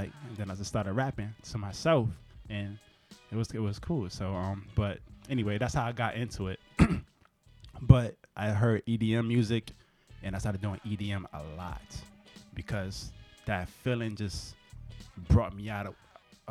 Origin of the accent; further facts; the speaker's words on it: New Orleans, Louisiana, United States; I'm from New Orleans